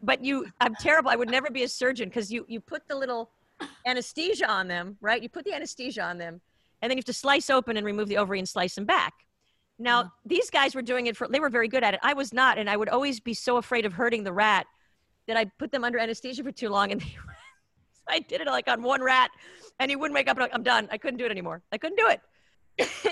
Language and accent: English; Israel; also born or lived in United States; now in Los Angeles, United States; back in the day when I was growing up in Israel